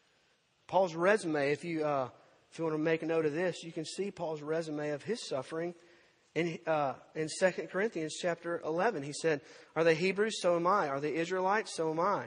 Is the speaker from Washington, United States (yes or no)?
no; Purvis, Mississippi, United States; When I was a kid growing up in Purvis, Mississippi